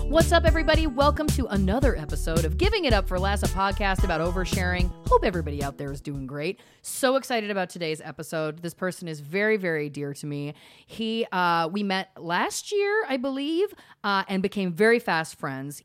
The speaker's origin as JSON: {"language": "English", "country": "Canada", "moved": "yes", "lives_now": "United States", "said": "As a Canadian"}